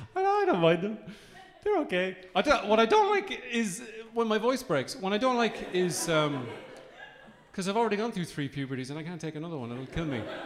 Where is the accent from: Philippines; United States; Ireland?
Ireland; Midlands; I come from the Midlands